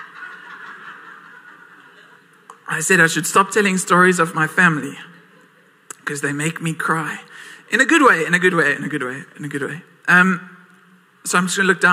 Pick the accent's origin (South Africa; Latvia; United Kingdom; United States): South Africa; Port Elizabeth, Eastern Cape; I was born and raised in PE. I'm still here.